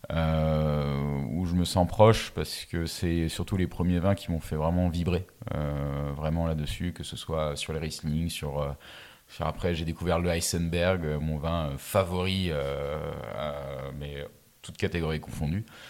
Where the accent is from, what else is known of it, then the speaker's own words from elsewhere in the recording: Mulhouse, Grand Est, France; je viens de Mulhouse, là où il n'y a pas de vigne